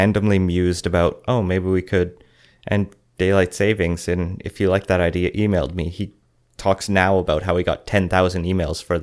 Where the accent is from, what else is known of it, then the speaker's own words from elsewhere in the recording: Alberta, Canada; now in British Columbia, Canada; when I grew up in Alberta